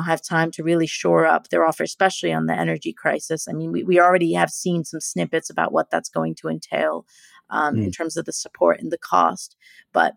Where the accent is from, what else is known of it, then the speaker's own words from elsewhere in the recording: United States; I'm an American